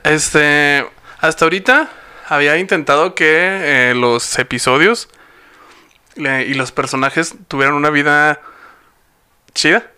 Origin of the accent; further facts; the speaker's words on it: Hidalgo del Parral, Chihuahua, Mexico; Somos los dos de Parral